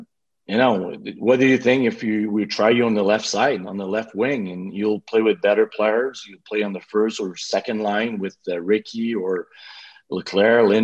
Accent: Quebec City, Quebec, Canada; accent: Quebec City; English is a second language; moved away as an adult; I still have my little accent from Quebec City, but at first I was not speaking too much English

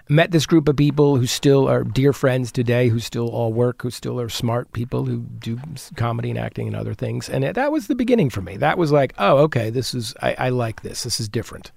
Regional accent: New Providence, New Jersey, United States; also born or lived in Brooklyn, New York; now in Los Angeles, United States; I grew up in New Jersey

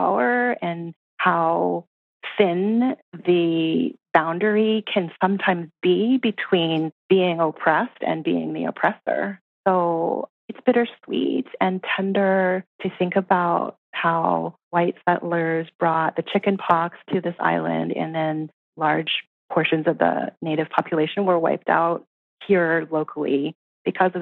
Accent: Canada; because I was born in Canada

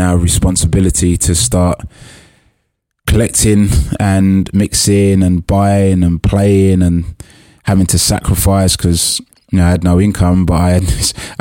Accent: London, United Kingdom; where I grew up in Hackney

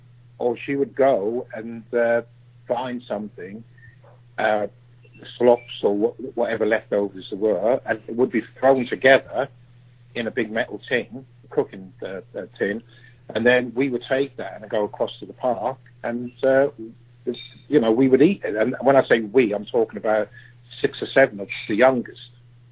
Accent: Ireland; born there; I was born in Ireland.

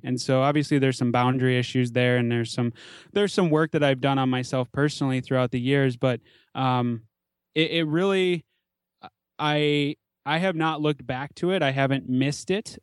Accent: Minneapolis–Saint Paul, Minnesota, United States; I grew up in the Twin Cities in the suburbs, pretty typical suburban upbringing

